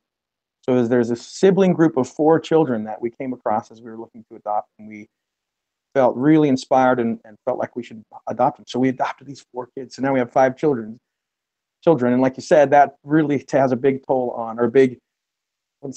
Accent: Utah, United States; moved away as an adult; now in Columbus, United States; I'm originally from the West. I'm from Utah and did my college work there, studies there

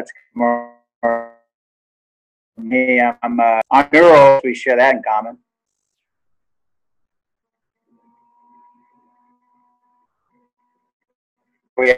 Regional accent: Texas, United States; I'm from Texas.

